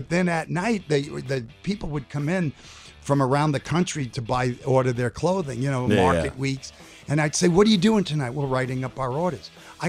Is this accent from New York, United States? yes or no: yes; New York City, New York, United States; growing up in New York City